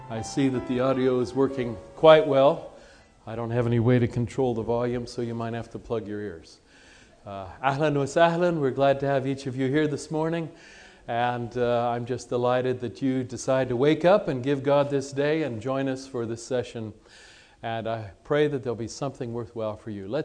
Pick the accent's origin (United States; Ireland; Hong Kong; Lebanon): Lebanon; also born or lived in Egypt; I was born in Egypt. Uh, people always ask me why. It's very simple. My mother was there. That's why you were born wherever you were born. And so uh, my parents were missionaries in the Middle East for 27 years. I grew up in the country of Lebanon